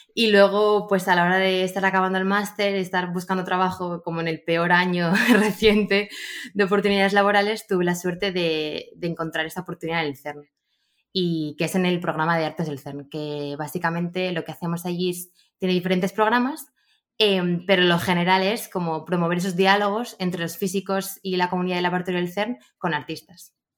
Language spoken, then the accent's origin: Spanish; Gijón, Asturias, Spain; Yo soy de Gijón